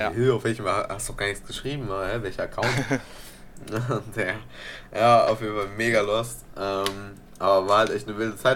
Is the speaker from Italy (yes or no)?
yes; Italy; Bruder, ich bin Italiener, was soll ich dir sagen?